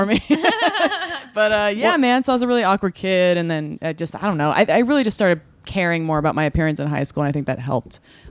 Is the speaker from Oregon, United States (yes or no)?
yes; Oregon, United States; I'm from Oregon.